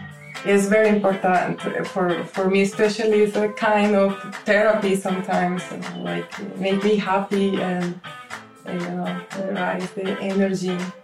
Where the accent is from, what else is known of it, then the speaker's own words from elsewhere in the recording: Colombia; now in Slovenia; We are from Colombia